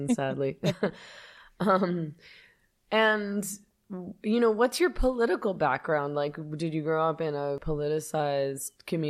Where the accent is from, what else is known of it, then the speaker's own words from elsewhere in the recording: Canada; As a lifelong feminist and leftist, born and raised in Canada